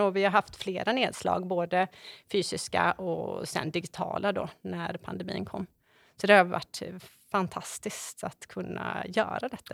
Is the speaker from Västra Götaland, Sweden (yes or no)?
yes; Borås, Västra Götaland, Sweden; moved away as an adult; now in Varberg, Sweden; Jag är född och uppvuxen i Borås och eh, flyttade till Varberg när jag var 21 år